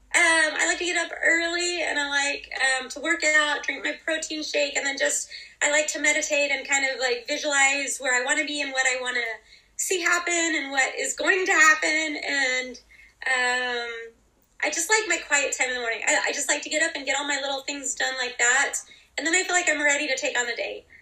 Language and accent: English; Idaho, United States; also born or lived in North Dallas, Texas; now in Dallas, United States; I actually grew up in Idaho, but I live in North Dallas, Texas.